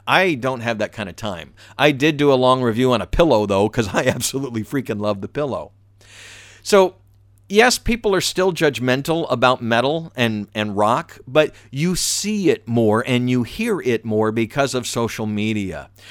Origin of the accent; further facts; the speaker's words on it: the South, United States; I'm from the South.